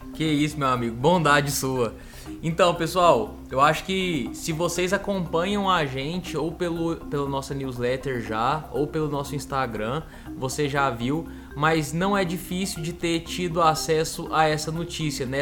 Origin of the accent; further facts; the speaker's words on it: Minas Gerais, Brazil; eu que sou de Minas Gerais